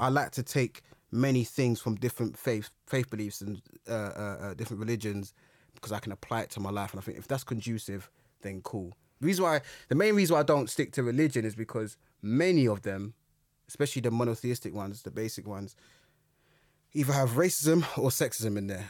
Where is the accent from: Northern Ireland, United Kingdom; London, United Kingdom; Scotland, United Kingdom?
London, United Kingdom; when I grew up, I grew up in Brixton